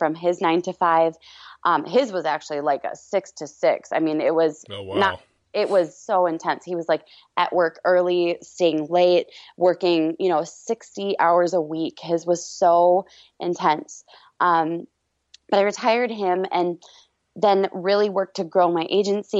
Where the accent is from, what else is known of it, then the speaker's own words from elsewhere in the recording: Minnesota, United States; I'm from Minnesota, which is in the Midwest